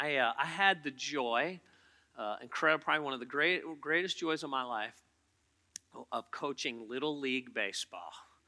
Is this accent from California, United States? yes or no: no; Poquoson, Virginia, United States; Oh, I hate York County. I'm from Pocosin.